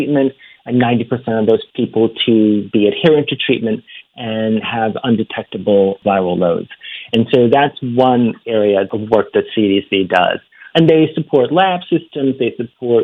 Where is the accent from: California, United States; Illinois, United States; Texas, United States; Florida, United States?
Illinois, United States; Chicago; I'm from Chicago